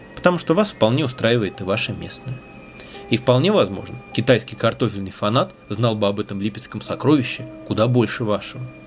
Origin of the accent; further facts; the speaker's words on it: Russia; наша огромная страна